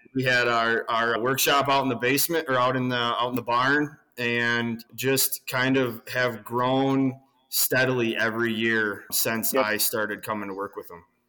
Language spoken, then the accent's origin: English; Southern Wisconsin, United States; We're from Southern Wisconsin.